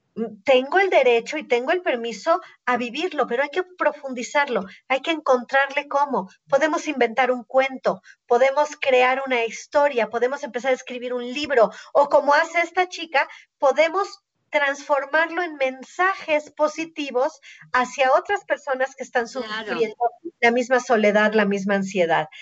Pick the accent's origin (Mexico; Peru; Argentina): Mexico; Somos mexicanos